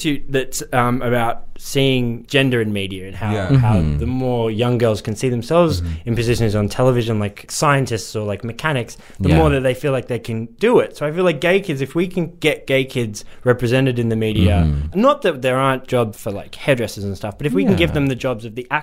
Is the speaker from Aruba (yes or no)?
no; London, United Kingdom; When I grew up in South London in the UK